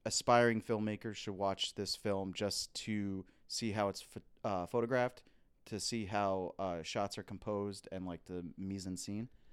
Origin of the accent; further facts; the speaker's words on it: United States; We're American.